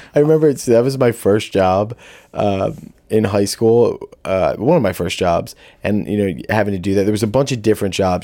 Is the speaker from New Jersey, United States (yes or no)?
yes; Audubon, New Jersey, United States; I'm from Audubon, New Jersey